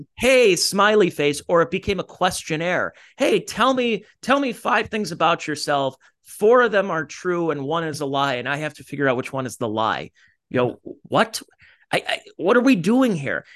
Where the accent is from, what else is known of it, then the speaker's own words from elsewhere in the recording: Cleveland, Ohio, United States; from, uh, Cleveland, Ohio